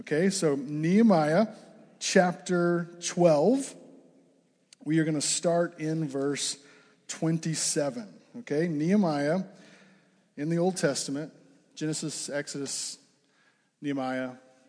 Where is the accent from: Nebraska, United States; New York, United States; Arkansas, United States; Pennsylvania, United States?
Arkansas, United States; moved away as an adult; also born or lived in Fort Smith, Arkansas; now in Ames, United States; I am from Arkansas.